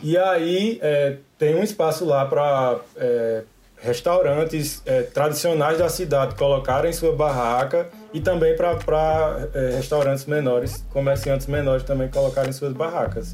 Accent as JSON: {"language": "Portuguese", "town": "Emas", "region": "Paraíba", "country": "Brazil", "also_born_or_lived": "Campina Grande, Paraíba", "accent": "paraibano, do sertão paraibano", "moved": "as an adult", "lives_now": "France", "said": "Esse sotaque é um sotaque paraibano, do sertão paraibano, vem de Emas, na Paraíba."}